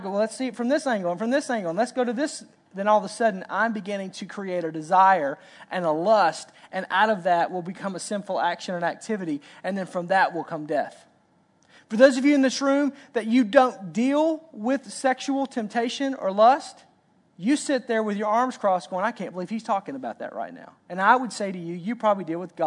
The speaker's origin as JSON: {"language": "English", "region": "Arkansas", "country": "United States", "said": "I'm from Arkansas"}